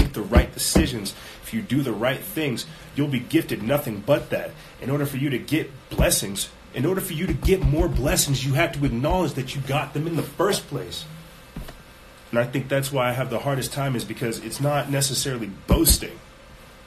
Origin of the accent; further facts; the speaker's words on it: South Carolina, United States; we come from South Carolina. I couldn't show you guys, like, the swamps we came from, but, man, we come from the swamp.